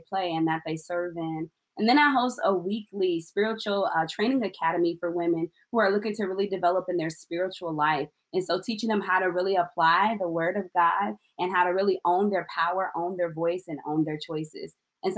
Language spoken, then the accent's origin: English; Illinois, United States; now in Missouri, United States; I am from Illinois